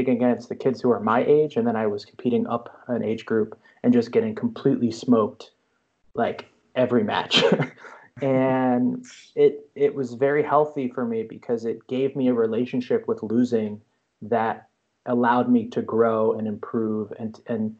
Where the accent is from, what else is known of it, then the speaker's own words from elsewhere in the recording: New Jersey, United States; I grew up in New Jersey.